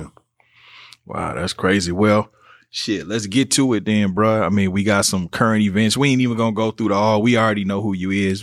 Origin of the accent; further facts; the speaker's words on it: Kansas City, Missouri, United States; moved away; I'm from Kansas City, being from Kansas City, Missouri